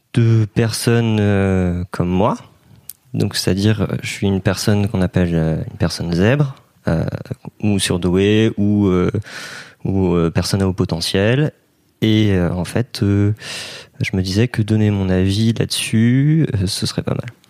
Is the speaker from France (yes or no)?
yes; Brittany, France; je suis breton et j'ai 22 ans cette année.